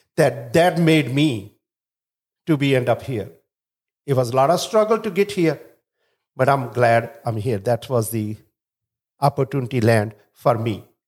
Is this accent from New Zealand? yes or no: no; India; now in Chicago, United States; originally I'm from India